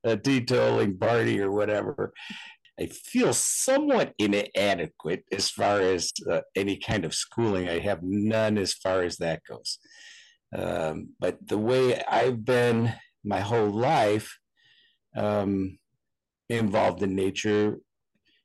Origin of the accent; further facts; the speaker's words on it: Buffalo, New York, United States; now in Cedar Rapids, United States; I was raised in Buffalo, New York, which is more on the East Coast